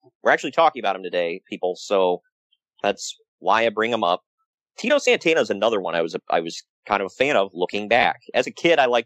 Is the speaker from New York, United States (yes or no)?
no; Ohio, United States; my home state